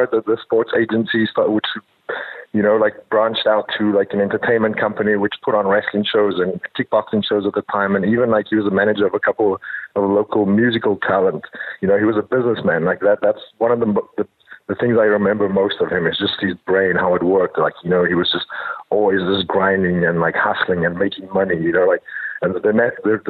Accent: South Africa; moved away as an adult; growing up in South Africa

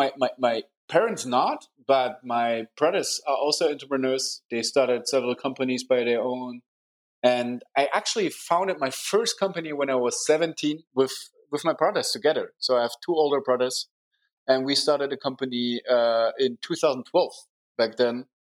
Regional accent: Munich, Bavaria, Germany; it's nice to grow up here. Very nice city, a very good, nice people, a very interesting startup hub

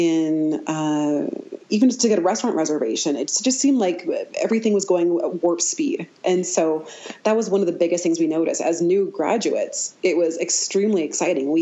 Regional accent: Waterloo, Ontario, Canada; moved away as an adult; now in Morinville, Canada; I grew up in Waterloo, Ontario. I did all of my schooling there. I lived there for my whole life until I graduated from optometry school

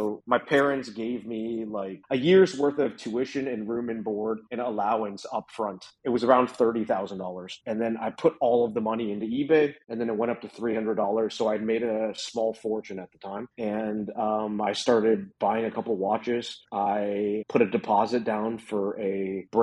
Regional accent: Potomac, Maryland, United States; moved away as an adult; now in Berkeley, United States; I grew up in Potomac, Maryland, and came out here for college and never left

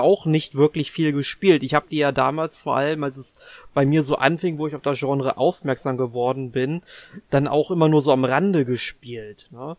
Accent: Germany; als Deutscher oder uns als Deutsche

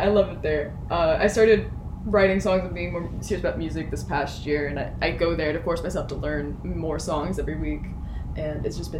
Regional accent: Middletown, United States; I'm from a city called Middletown. It is as boring as it sounds.

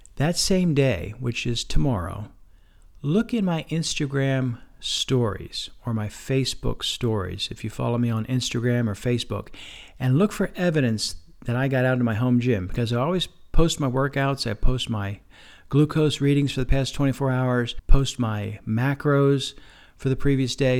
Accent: Lebanon County, Pennsylvania, United States; nearby my hometown, It's in Lebanon County, Pennsylvania

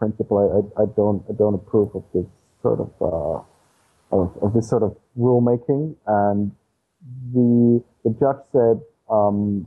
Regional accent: Austria; I explore the backyard of Austria, of my hometown

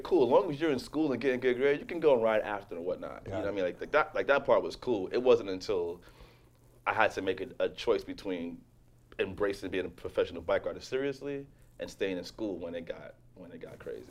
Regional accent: New York City, New York, United States; growing up in Jamaica, Queens, and, and Laurelton, predominantly black neighborhood

